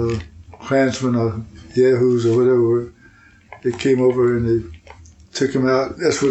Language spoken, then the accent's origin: English; Jackson County, Georgia, United States; I was born in Comox, Jackson County, Georgia.